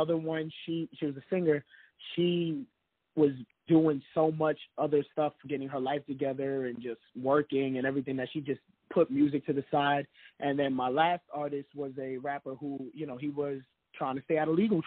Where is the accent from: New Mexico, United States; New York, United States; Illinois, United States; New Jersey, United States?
New York, United States; New York City; I'm from the Bronx, New York. I went to school in the Bronx, and I grew up in the project